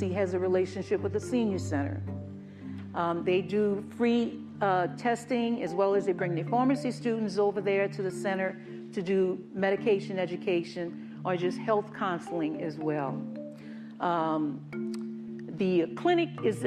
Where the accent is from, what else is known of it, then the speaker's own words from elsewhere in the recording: New Orleans, Louisiana, United States; moved away as an adult; I'm from New Orleans. I'm from that area originally. I was born and bred there, lived there as a young adult